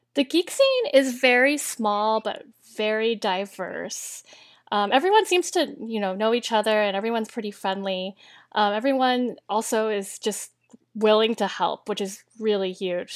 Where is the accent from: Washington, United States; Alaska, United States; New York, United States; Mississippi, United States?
Washington, United States; Tacoma; moved away; I grew up in um, south of Seattle, um, in the Tacoma, Lakewood area, and, um, in Washington State.